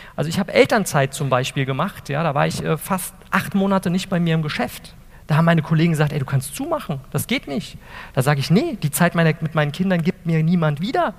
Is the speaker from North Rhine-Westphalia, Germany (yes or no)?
no; Wiesbaden, Hesse, Germany; also born or lived in Eltville; ich komme aus Wiesbaden, Eltville